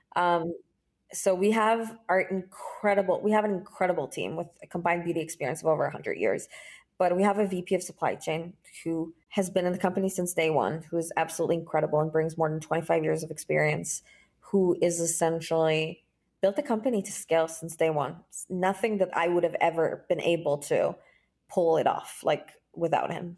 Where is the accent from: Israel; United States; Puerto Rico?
Israel; I was born and raised in Israel